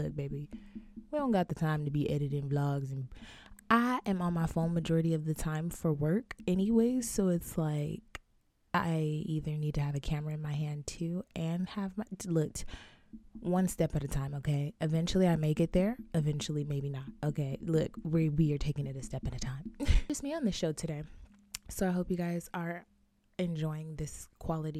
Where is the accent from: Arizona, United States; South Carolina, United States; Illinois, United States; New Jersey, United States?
Arizona, United States; I am born and raised in Arizona